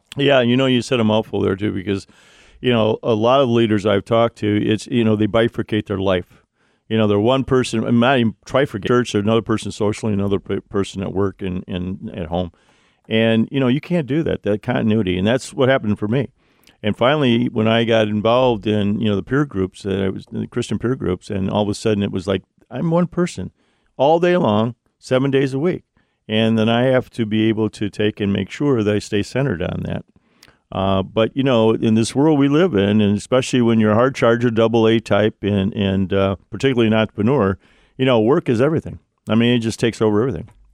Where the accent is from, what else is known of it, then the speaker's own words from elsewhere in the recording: Ohio, United States; Ohio, my home state